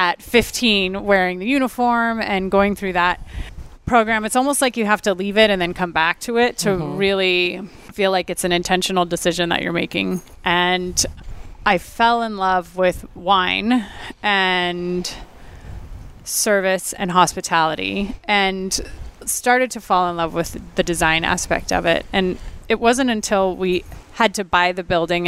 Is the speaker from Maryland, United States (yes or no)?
no; Ontario, California, United States; moved away as an adult; also born or lived in Rancho Cucamonga / Upland / London; I grew up in the Inland Empire in Ontario